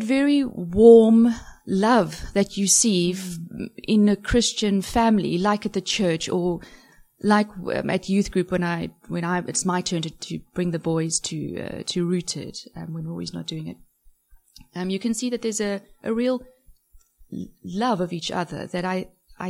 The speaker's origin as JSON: {"language": "English", "town": "Cape Town", "region": "Western Cape", "country": "South Africa", "tie": "born or raised there", "moved": "yes", "said": "I was born and raised in Cape Town"}